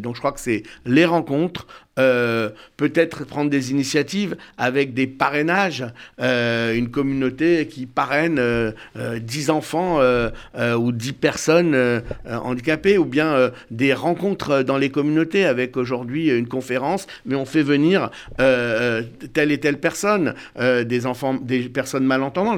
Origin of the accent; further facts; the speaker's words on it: Bordeaux, Nouvelle-Aquitaine, France; moi je suis né à Bordeaux